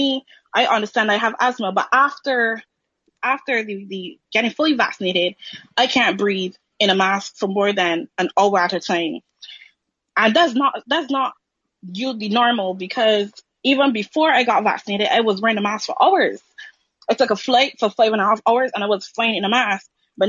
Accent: Barbados; I'm from Barbados.

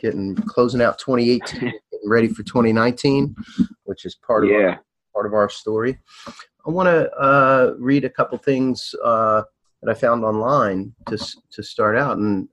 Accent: outside Camden, New Jersey, United States; I grew up right outside of Camden, New Jersey, right?

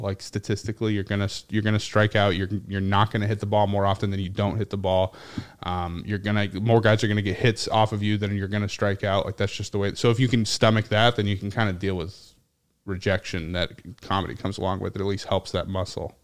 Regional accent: Nashua, New Hampshire, United States; moved away; my hometown

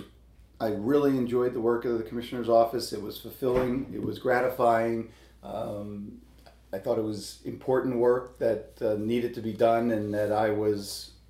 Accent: Philadelphia, Pennsylvania, United States; also born or lived in New York; now in Pittsburgh, United States; I was born and raised in Philadelphia.

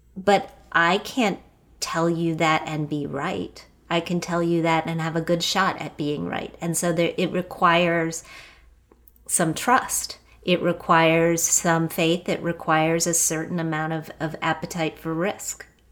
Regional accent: Wheeling, West Virginia, United States; I grew up in Wheeling, West Virginia.

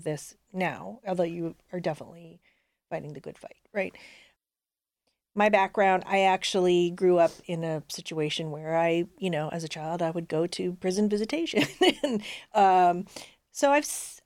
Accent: Southern California, United States; now in Cleveland, United States; where I grew up in Southern California

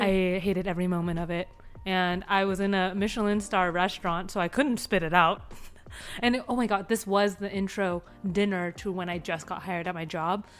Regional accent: San Diego, California, United States; now in Seattle, United States; I'm coming from San Diego. I'm coming from like growing up in Southern California

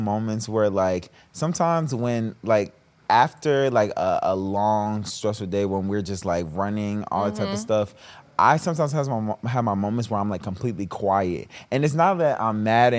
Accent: North Carolina, United States; I'm from North Carolina.

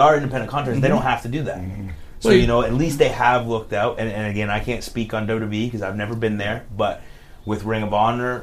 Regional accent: Canada; moved away as an adult; now in United States; as a Canadian moving to the States

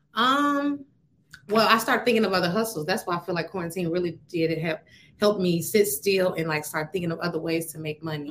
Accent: Atlanta, Georgia, United States; also born or lived in Joliet, Illinois; I'm from Joliet, Illinois, shout out, mm-hmm. um, I was raised in Atlanta

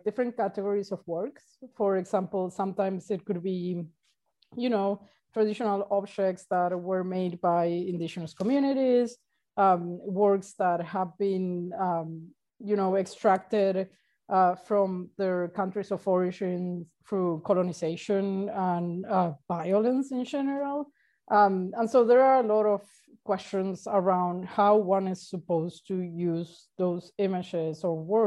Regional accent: Argentina; now in Uruguay

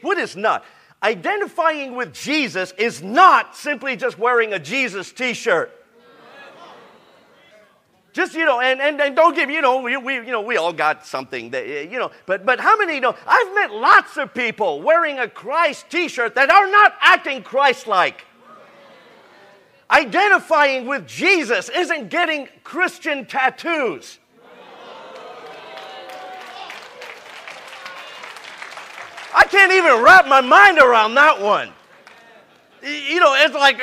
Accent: San Diego, California, United States; I'm from San Diego

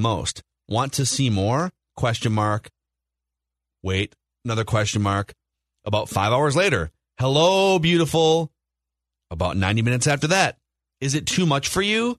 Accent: Minnesota, United States

